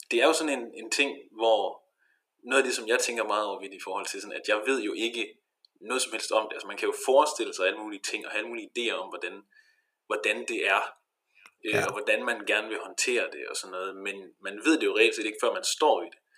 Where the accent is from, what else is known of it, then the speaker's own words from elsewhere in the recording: Denmark; now in Viborg, Denmark; halvanden time eller sådan noget med tog fra, fra Viborg til Hure, hvor jeg er fra.